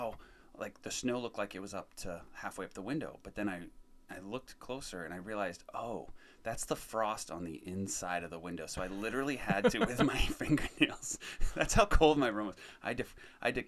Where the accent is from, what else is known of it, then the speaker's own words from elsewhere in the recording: New Hampshire, United States; now in Fremont, United States; I'm originally from New Hampshire, and that's where my whole family's from